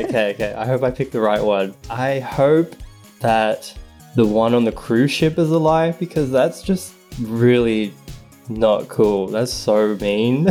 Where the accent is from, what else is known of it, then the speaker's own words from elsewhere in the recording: Sydney, New South Wales, Australia; moved away as an adult; now in Los Angeles, United States; I am from Sydney, Australia. I am 33 years old and now I live